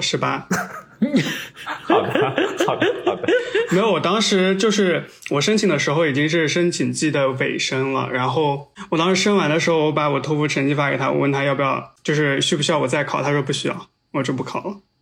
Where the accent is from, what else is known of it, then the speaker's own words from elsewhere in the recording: southern China, China; moved away as an adult; now in United States; 有一段工作经历吧，在我们老家，在南方的一个小镇